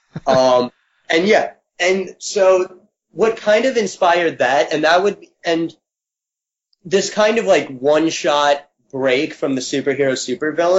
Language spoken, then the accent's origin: English; Connecticut, United States; also born or lived in California; now in New York, United States; I grew up in Connecticut